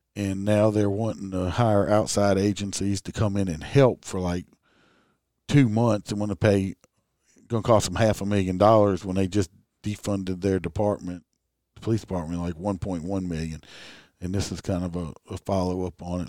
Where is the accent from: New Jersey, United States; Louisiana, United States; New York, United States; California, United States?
Louisiana, United States; I'm from Louisiana